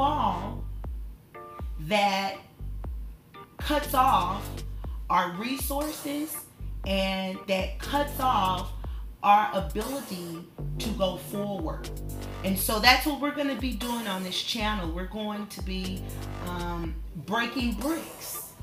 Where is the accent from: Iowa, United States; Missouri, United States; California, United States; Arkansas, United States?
Arkansas, United States; Newport; growing up in Newport, Arkansas, I grew up with three other siblings